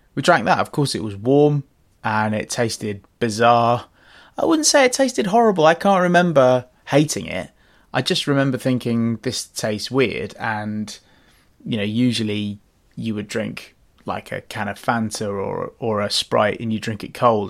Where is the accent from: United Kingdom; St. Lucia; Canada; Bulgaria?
United Kingdom; London; also born or lived in Australia; Growing up in West London, Ealing, Fuller's was our local brewery